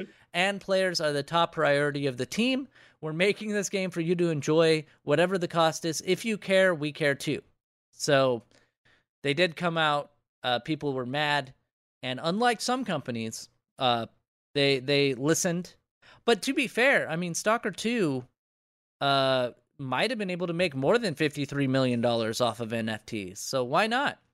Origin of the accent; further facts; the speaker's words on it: United States; part of being an American is just having thousands upon thousands of dollars in debt